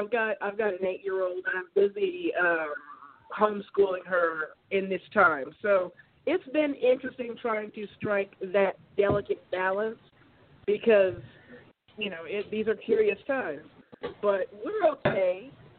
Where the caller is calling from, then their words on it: Oregon, United States; I'm calling you from Oregon.